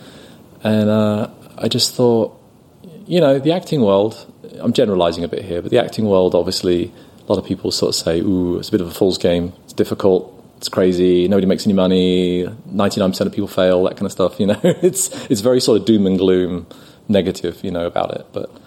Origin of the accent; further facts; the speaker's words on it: London, United Kingdom; now in San Diego, United States; I'm from London